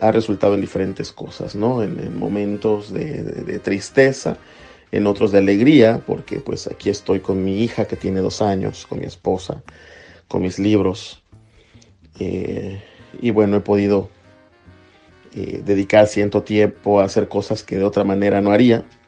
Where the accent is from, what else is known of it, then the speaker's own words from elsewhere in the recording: Mexico; now in United States; Yo soy un poeta mexicano, soy un poeta latinoamericano, un poeta en lengua española que vive en Estados Unidos